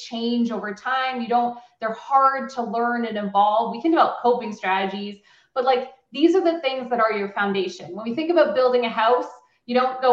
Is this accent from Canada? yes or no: yes; Canada; also born or lived in Waterloo, Ontario, Canada; As a Canadian woman CEO